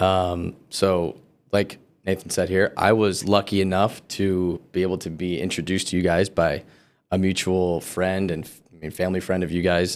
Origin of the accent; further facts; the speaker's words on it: California, United States; moved away; also born or lived in Colorado; I grew up for the first half of my life in California